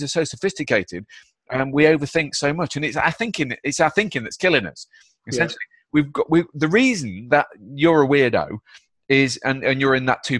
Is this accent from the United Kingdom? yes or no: yes; Derby, East Midlands, United Kingdom; I'm from Derby, mate. It's not a hotbed of happiness